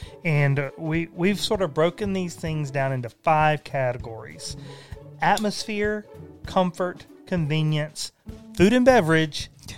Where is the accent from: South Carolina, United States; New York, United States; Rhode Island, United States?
South Carolina, United States; We're from South Carolina.